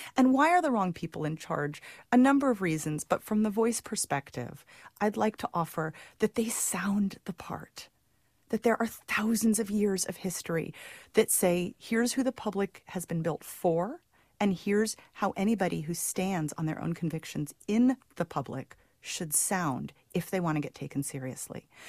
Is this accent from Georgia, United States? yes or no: no; Santa Cruz, California, United States; Santa Cruz, actually, my hometown